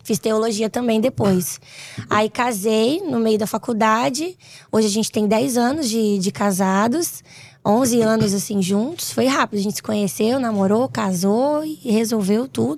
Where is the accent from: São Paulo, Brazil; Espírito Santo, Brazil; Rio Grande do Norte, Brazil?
Espírito Santo, Brazil; Vitória; lá no Espírito Santo, onde eu moro, sou capixaba